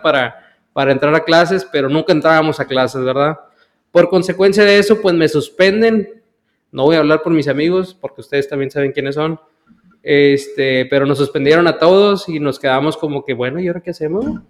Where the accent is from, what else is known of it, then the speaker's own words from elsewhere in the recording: Brownsville, Texas, United States; nací en la ciudad de Brownville, Texas